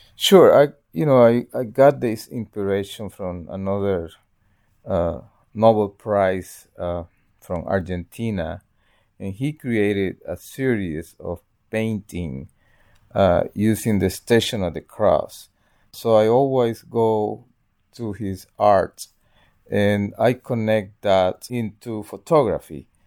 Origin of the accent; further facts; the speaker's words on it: El Salvador; moved away; I'm from El Salvador